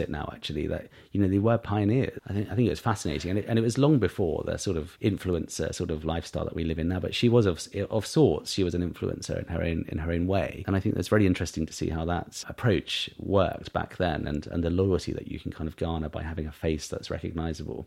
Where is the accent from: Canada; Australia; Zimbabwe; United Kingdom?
United Kingdom; East Cowes, South East England; also born or lived in Sandown; we grew up in East Cowes